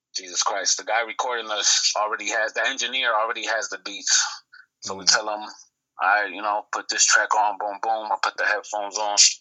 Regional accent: Buffalo, New York, United States; also born or lived in Puerto Rico; I was born in Puerto Rico, right? Uh, been in Buffalo, New York since I was one. That's my stomping grounds. That's why I was raised in the lower west side of Buffalo

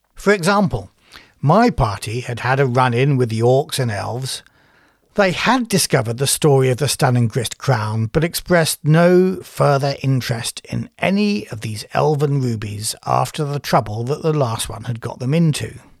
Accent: United Kingdom; I'm British.

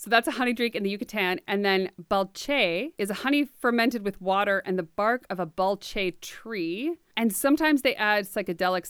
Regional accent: United States; I'm American.

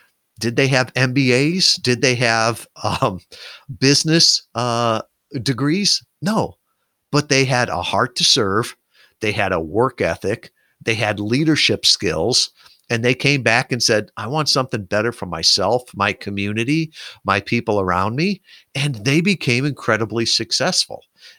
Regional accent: Midwest, United States; So here I am. I grew up in the Midwest, great family, all the rest

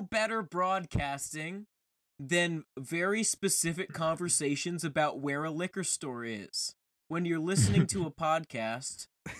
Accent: Virginia, United States; Now, Bob, let's talk about Virginia, because we're both from

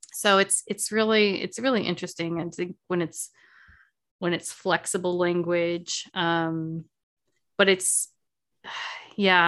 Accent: the South, United States; I'm from the South.

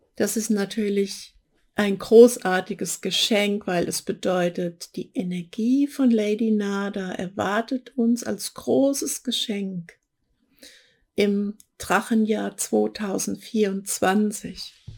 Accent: Hesse, Germany; accent: Hessian; jetzt habe ich mich geoutet als Hessin, ja. Die haben da so Probleme mit CH und SCH

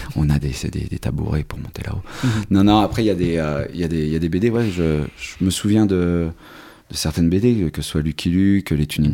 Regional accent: Normandy, France; also born or lived in Canada / South Africa; Je suis né en Normandie, on, avait, on était à la campagne

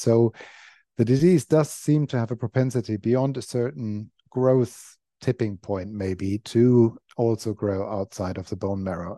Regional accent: Germany; moved away as an adult; now in London, United Kingdom; I grew up in Germany, was born in Germany, grew up in Germany, went to uni in Germany

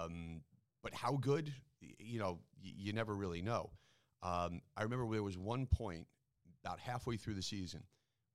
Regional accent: East Meadow, New York, United States; I grew up in East Meadow School District

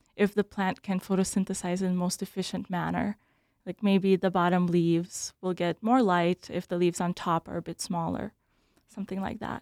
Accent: Bloomington, Minnesota, United States; also born or lived in Belarus; I grew up in Bloomington, where I went to high school

